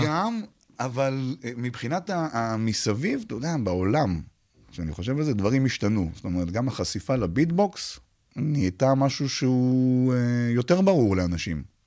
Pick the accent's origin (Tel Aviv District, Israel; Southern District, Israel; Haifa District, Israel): Southern District, Israel; Beersheba; also born or lived in Arad; נולדתי בבאר שבע, ומתישהו עברנו לגור בערד